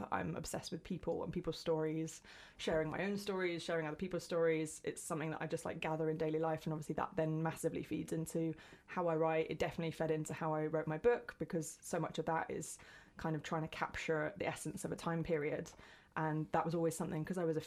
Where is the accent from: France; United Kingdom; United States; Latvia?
United Kingdom; West Sussex, South East England; moved away as an adult; now in Brighton, United Kingdom; I didn't grow up here. I grew up further in West Sussex, in the middle of absolutely nowhere, like in the middle of the countryside.